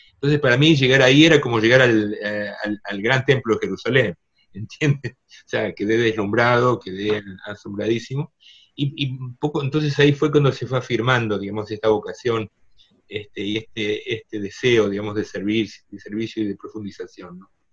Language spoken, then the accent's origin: Spanish; Argentina; Yo soy segunda generación argentinos. Mis padres ya nacieron en Argentina